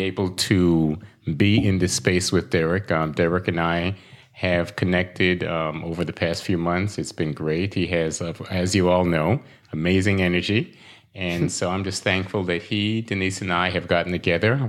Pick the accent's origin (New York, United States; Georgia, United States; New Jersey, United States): New York, United States; New York City; moved away as an adult; also born or lived in Saint Croix, U.S. Virgin Islands; now in Royal Palm Beach, United States; I was born in Brooklyn, New York